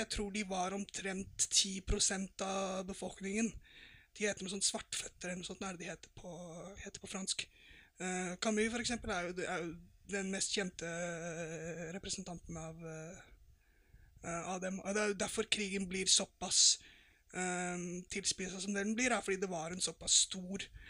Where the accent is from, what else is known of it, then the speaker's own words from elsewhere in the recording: Norway; vi som nordmenn